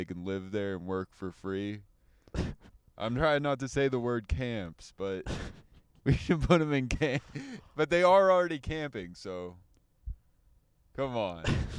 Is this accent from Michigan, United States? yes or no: no; California, United States; moved away; I'm from California, guys.